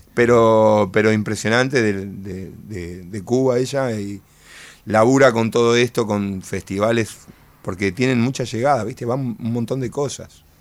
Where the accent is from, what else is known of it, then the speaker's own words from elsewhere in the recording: El Palomar, Buenos Aires Province, Argentina; yo soy de Palomar, mi viejo era músico de jazz